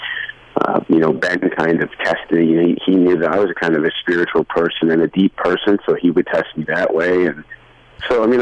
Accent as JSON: {"language": "English", "country": "Canada", "also_born_or_lived": "Toronto / Nashville", "said": "I say, \"Canada.\""}